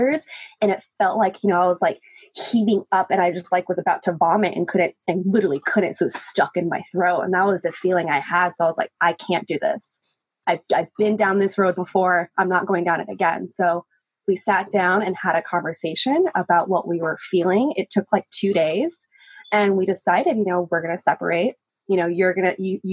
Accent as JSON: {"language": "English", "town": "Albuquerque", "region": "New Mexico", "country": "United States", "tie": "born or raised there", "moved": "as an adult", "lives_now": "Portland, United States", "said": "I moved to Portland, actually a year ago to this day, from my hometown, Albuquerque. I lived in New Mexico for almost 26 years"}